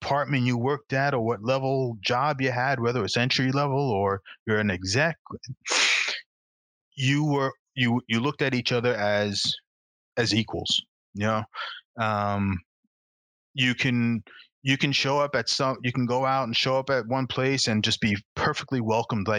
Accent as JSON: {"language": "English", "region": "New York", "country": "United States", "also_born_or_lived": "Canada", "said": "being a New Yorker"}